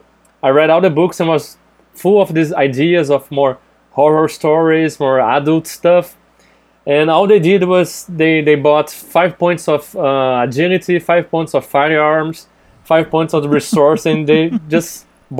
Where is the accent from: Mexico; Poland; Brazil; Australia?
Brazil; English is a second language; I'm from Brazil